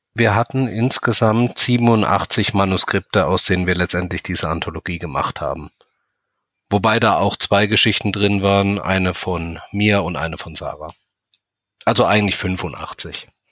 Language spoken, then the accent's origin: German; near Heidelberg, Baden-Württemberg, Germany; Ich komme aus der Nähe von Heidelberg